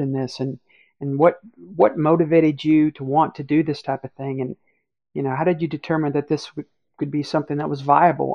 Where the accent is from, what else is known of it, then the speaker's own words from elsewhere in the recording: Cocoa Beach, Florida, United States; I grew up in Cocoa Beach, Florida